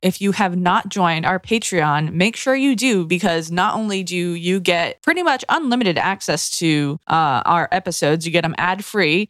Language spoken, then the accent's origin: English; Massachusetts, United States